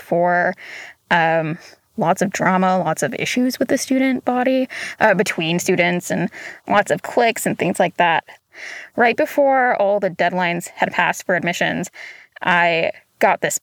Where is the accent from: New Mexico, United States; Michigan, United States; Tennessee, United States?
Tennessee, United States; Chattanooga; moved away as an adult; also born or lived in Hixson, Tennessee; now in Walla Walla, United States; I'm from Chattanooga, Tennessee